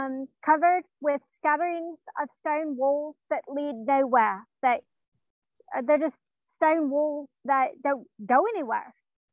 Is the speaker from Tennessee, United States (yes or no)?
yes; Tennessee, United States; born there; No, I was born here in Tennessee.